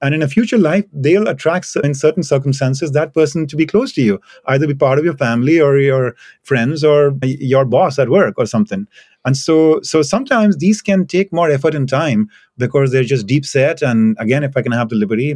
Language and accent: English; India; moved away; I come from India